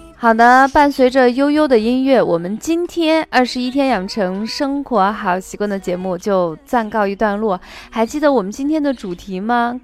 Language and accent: Chinese; Shaanxi, China; accent: Shaanxi dialect; 这个柿地我们陕西话叫柿子板